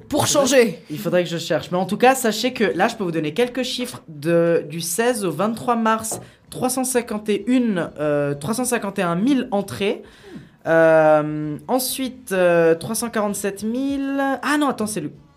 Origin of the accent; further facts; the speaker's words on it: Italy; je suis italien